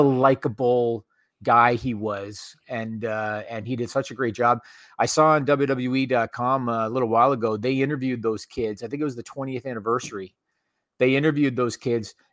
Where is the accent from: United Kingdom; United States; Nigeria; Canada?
Canada; Ontario; I grew up in Ontario, Canada